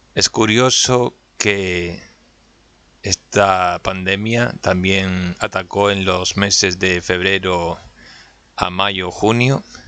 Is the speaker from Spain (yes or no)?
yes; Canary Islands, Spain; soy de Canarias